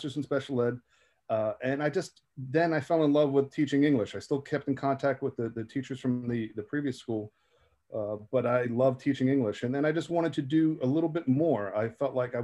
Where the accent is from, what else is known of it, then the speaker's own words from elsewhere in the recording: Jersey City, New Jersey, United States; I was from Jersey City